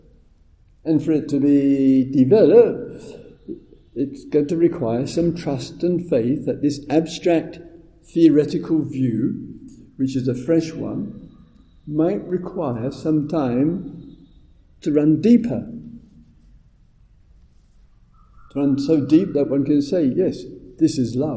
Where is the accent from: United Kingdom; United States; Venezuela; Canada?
United Kingdom; England; I'm English